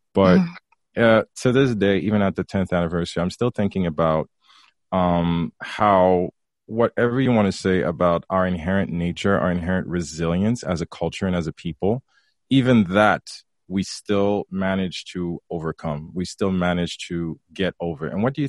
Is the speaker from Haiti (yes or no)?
yes; Haiti; yeah, I'm from Haiti. You know